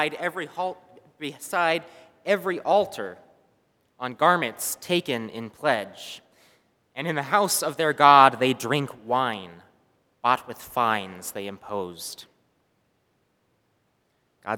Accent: a small city just south of Irvine, California, United States; I grew up in a small city just south of Irvine, California

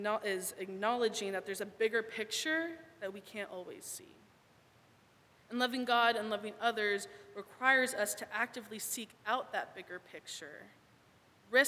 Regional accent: Thousand Oaks, California, United States; moved away as an adult; now in Portland, United States; I am from Thousand Oaks, but now I live in the Pacific Northwest

